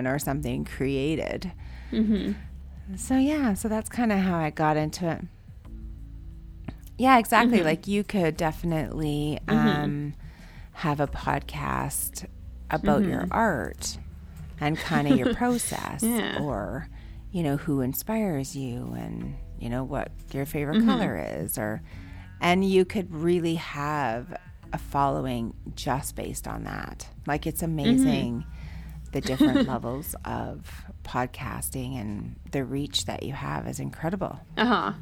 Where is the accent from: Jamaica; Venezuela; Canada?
Canada; Calgary, Alberta; I grew up here, so I like being Canadian